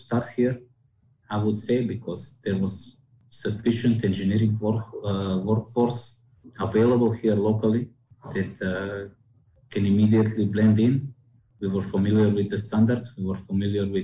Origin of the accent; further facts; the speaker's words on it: Kočani, North Macedonia; I'm from Macedonia